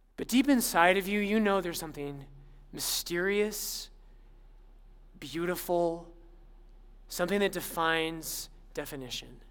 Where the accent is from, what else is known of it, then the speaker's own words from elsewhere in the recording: Littleton, Colorado, United States; I'm actually I'm from Littleton, but everyone thought I was from Boulder